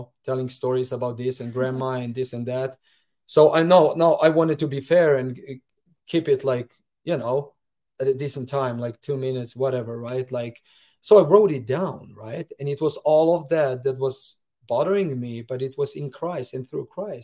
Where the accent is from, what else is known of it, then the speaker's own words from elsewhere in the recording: Slovenia; moved away as an adult; now in United States; as well as a branch president for 4 years back in my home country of Slovenia